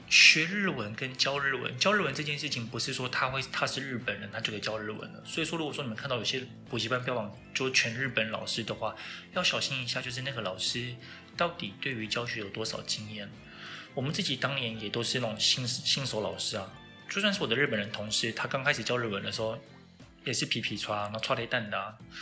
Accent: Taiwan; 我们台湾人

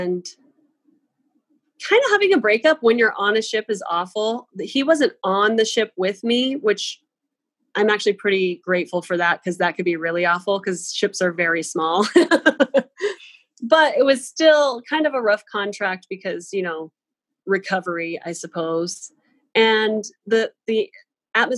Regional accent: Coeur d'Alene, Idaho, United States; I grew up in Idaho

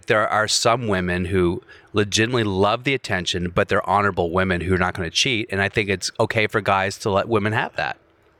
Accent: Virginia, United States

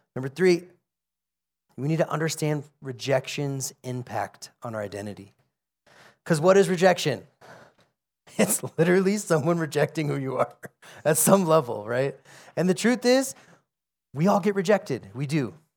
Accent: United States; I'm an American

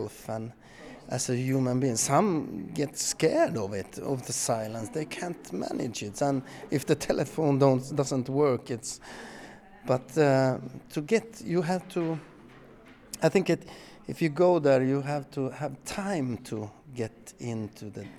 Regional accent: Pajala, Norrbotten County, Sweden; moved away as an adult; now in Skåne, Sweden; I was born and raised in Pajala, north of the Arctic Circle, but now I live in the very south of Sweden.

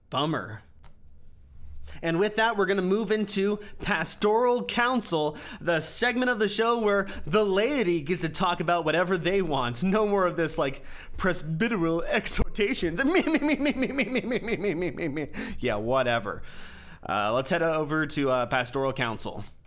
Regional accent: United States; I'm an American

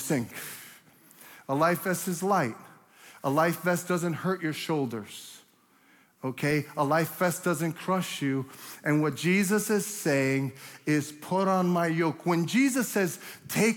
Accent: New York City, New York, United States; I'm from Brooklyn

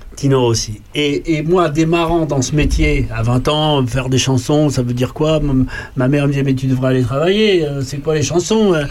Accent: Paris, Île-de-France, France; Moi, je suis né à Paris.

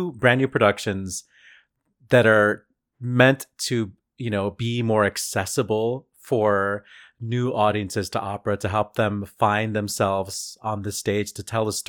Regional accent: Chicago, Illinois, United States; Sorry, as a Chicagoan

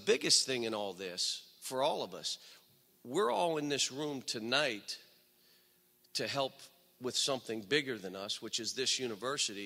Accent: Western Pennsylvania, United States; now in Kentucky, United States; I grew up in Western PA

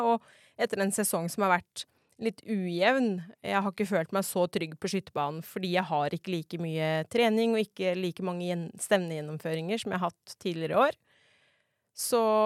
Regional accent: Nannestad, Akershus, Norway; moved away as an adult; now in Setskog, Norway; Jeg er da fra Nannestad og skøyt for Steinsgård tidligere. Bor nå på Setskog

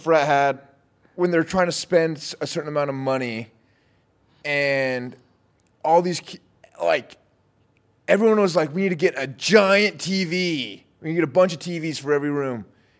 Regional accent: Utah, United States; I'm from Utah.

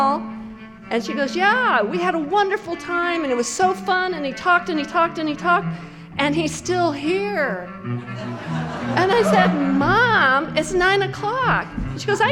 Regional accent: Cheyenne, Wyoming, United States; I grew up in Cheyenne

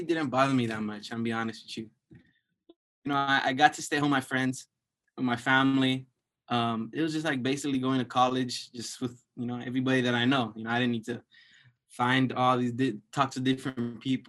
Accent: Los Angeles, California, United States; I'm from East LA, El Sereno specifically

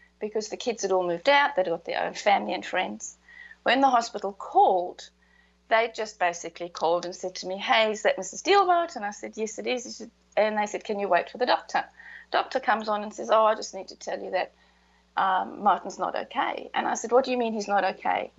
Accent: Queensland, Australia; also born or lived in Rockhampton, Queensland; I'm from Queensland, so 8 hours north of Brisbane

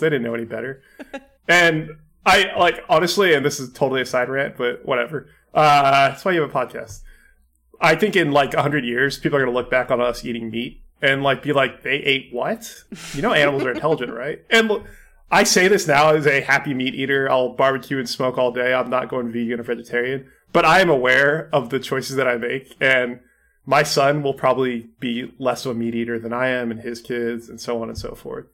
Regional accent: California, United States; growing up in California

